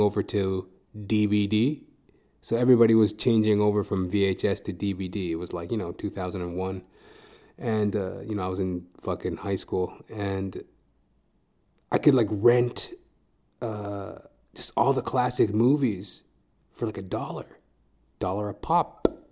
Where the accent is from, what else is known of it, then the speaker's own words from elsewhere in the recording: Edmonton, Alberta, Canada; now in Toronto, Canada; I'm originally from Edmonton, Alberta.